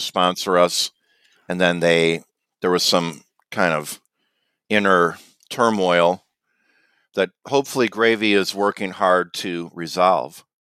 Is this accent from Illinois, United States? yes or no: yes; Illinois, United States; I'm from Illinois